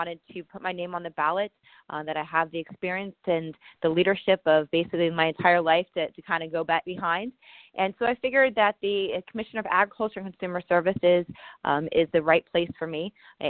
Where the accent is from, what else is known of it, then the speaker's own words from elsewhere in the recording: Miami, Florida, United States; also born or lived in Gainesville, Florida / Tallahassee, Florida; I was born and raised in Miami.